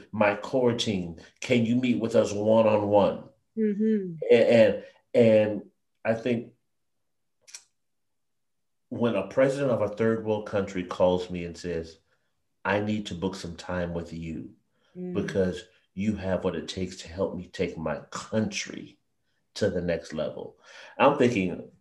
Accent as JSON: {"language": "English", "town": "San Jose", "region": "California", "country": "United States", "tie": "born or raised there", "said": "I grew up in San Jose, California"}